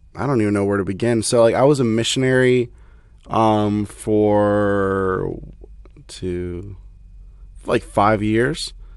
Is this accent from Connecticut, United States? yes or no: no; Satellite Beach, Florida, United States; moved away as an adult; also born or lived in Atlanta / Haiti; I'm from the Melbourne, Florida area. I grew up, uh, like, on Satellite Beach.